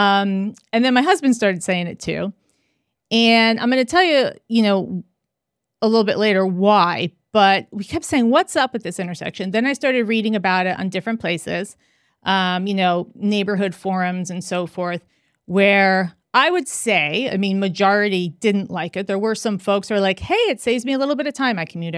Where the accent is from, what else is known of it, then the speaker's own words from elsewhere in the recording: New York, United States; also born or lived in Los Angeles; I come from New York and LA.